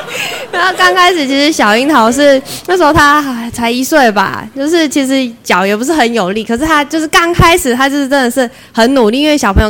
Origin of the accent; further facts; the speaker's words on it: Taitung County, Taiwan; now in Linkou, Taiwan; 我是从台东嫁人上来的，所以其实，在那个地区，我也没有呃，就是呃，那种妈妈的朋友可以聊这些育儿的事情。